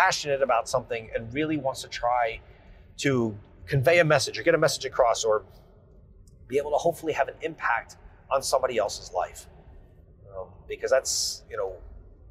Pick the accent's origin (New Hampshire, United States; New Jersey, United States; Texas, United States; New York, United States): New Jersey, United States; I am from New Jersey. I still live in New Jersey